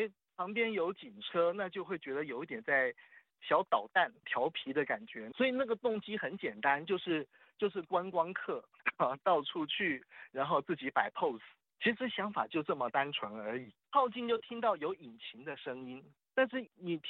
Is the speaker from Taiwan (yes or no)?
yes; Taiwan; 我们在大陆啊，然后我们是台湾人啊。